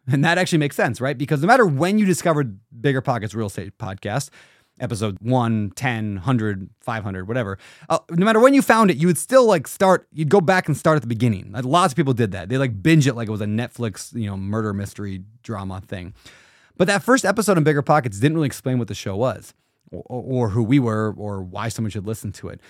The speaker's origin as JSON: {"language": "English", "region": "Minnesota", "country": "United States", "tie": "born or raised there", "said": "I was born in Blue Collar, Minnesota"}